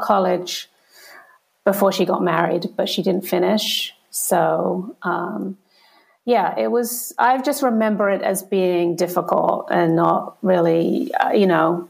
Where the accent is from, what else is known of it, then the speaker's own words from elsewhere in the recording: Kent, South East England, United Kingdom; also born or lived in Liverpool; I was born in Liverpool, but then grew up. I was raised in Kent.